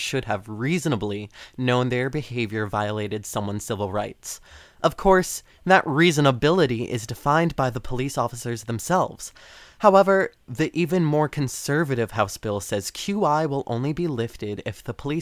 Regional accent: Methuen, Massachusetts, United States; my hometown of Methuen

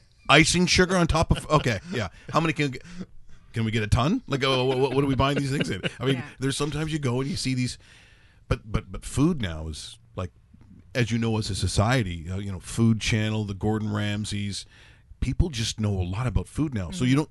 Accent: Ireland; For me as an Irish person, Ireland.

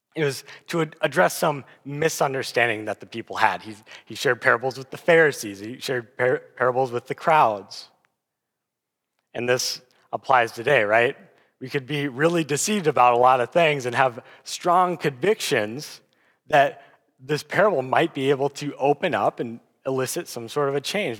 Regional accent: Aberdeen, South Dakota, United States; moved away as an adult; now in Sioux Falls, United States; I'm originally from Aberdeen, South Dakota, and I came down to Sioux Falls for college

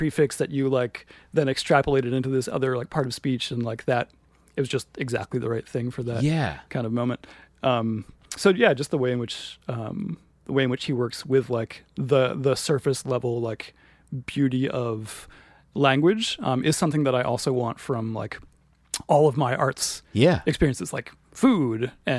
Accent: Williamsburg, Virginia, United States; In Virginia.

